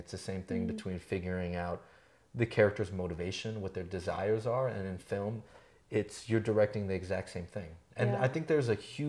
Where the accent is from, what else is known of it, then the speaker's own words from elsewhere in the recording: California, United States; now in Albuquerque, United States; and I came from somewhere else. I came from San Francisco Bay Area